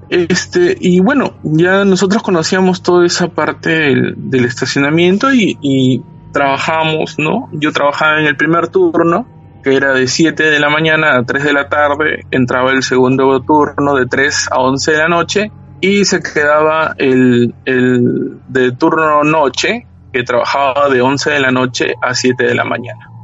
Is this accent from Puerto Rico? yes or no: no; Peru; now in Lima, Peru; aquí en, en Lima